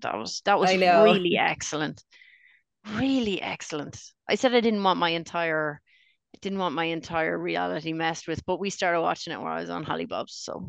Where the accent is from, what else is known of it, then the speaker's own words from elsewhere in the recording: Australia; accent: Australian; I'd like to thank the Academy in my Australian accent, which I have. I've just been pretending to be Irish this whole time.